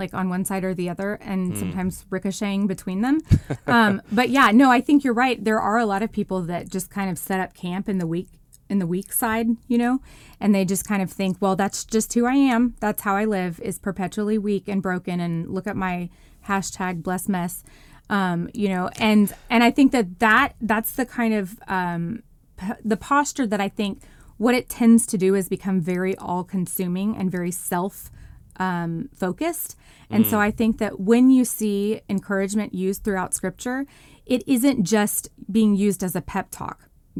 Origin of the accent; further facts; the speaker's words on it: Texas, United States; now in mid-Atlantic, United States; church life is just totally different than the world that I grew up in Texas in the Bible Belt.